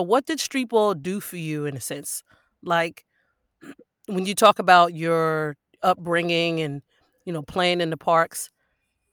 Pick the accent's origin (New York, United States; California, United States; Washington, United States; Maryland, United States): New York, United States; Long Island; I'm a Long Island girl